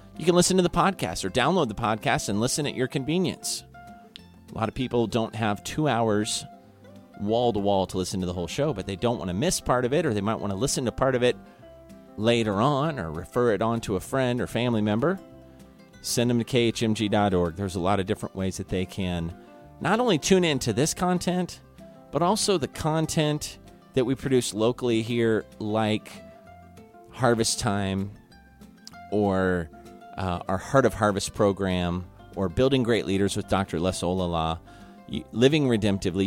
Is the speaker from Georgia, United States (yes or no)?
no; Kansas City, Missouri, United States; now in Guam; I'm from Kansas City, Missouri